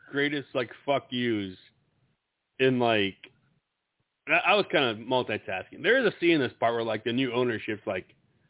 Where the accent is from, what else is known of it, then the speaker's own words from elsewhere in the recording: Iowa, United States; we're all from Iowa